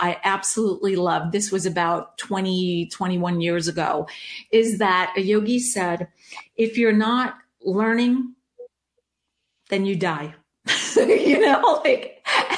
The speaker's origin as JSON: {"language": "English", "region": "New York", "country": "United States", "tie": "born or raised there", "said": "growing up in New York with a dad who was an immigrant, right, from Germany"}